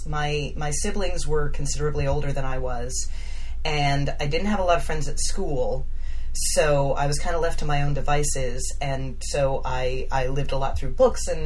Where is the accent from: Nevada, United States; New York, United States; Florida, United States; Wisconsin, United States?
Florida, United States; also born or lived in Broward County, Florida / Cocoa, Florida / Orlando, Florida; I grew up in Florida, so that's always been home base for me